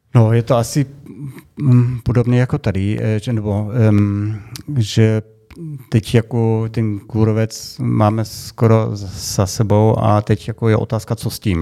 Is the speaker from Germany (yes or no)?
yes; Germany; Czech is a second language; now in Czech Republic; my Němci